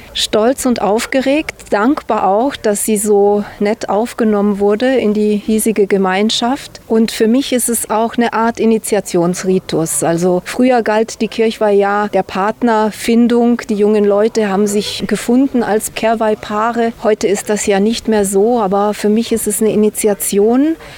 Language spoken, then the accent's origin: German; Timișoara, Timiș County, Romania; moved away; also born or lived in Banat; ich bin in Temeswar geboren